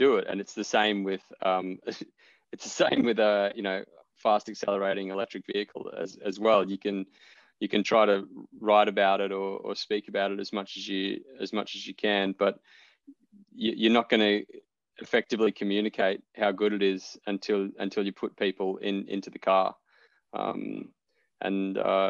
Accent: central Queensland, Australia; moved away; I grew up in a small mining town in central Queensland

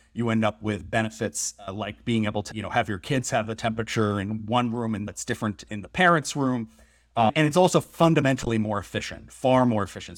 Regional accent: Massachusetts, United States; moved away; I grew up in the Northeast. I grew up in New England in Massachusetts, and the house I grew up

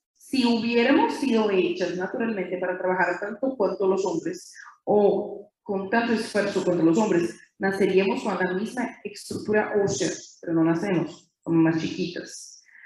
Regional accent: interior of São Paulo state, Brazil; Spanish is a second language; Soy de Brasil, brasileña y, bien nací en una ciudad chiquita, en el interior del estado de São Paulo

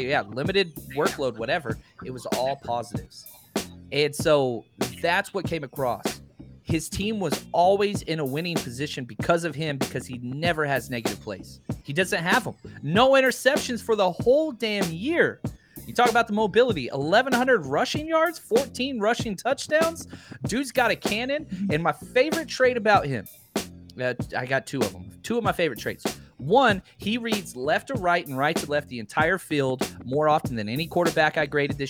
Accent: Dallas, Texas, United States; I was born and raised in Dallas

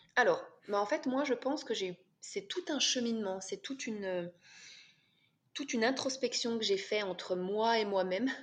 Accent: France; now in Switzerland; je suis française, et euh, j'habite en Suisse avec mon mari

